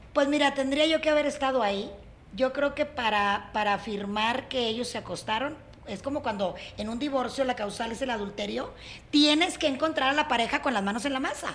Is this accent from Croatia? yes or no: no; Nuevo León, Mexico; en mi tierra